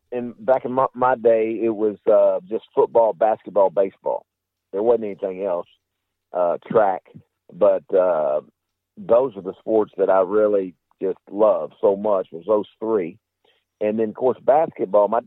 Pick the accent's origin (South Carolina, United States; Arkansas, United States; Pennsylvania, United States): Arkansas, United States; Oh, it, it was the greatest for, for myself and my three brothers. Uh, my mother and father were uh, educators and coaches at the Arkansas School for the Deaf we we lived three blocks away.